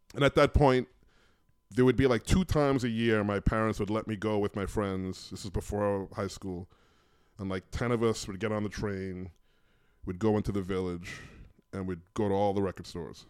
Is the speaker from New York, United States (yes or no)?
yes; New York City, New York, United States; I grew up in New York in the eighties